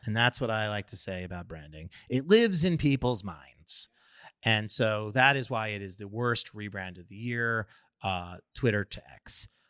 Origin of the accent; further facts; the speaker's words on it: New York, United States; a New Yorker who loves his pizza